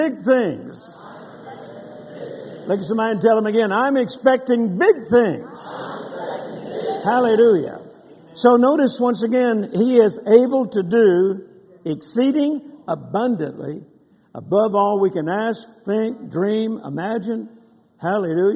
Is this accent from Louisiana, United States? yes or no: yes; Louisiana, United States; also born or lived in Mississippi; now in Texas, United States; I was born in Mississippi and grew up in Louisiana and then got hit to Texas just as fast as I could